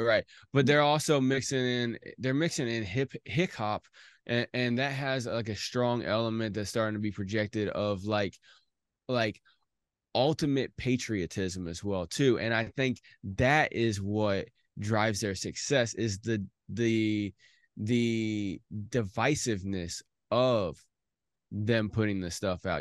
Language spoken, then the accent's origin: English; Indiana, United States; I'm from Indiana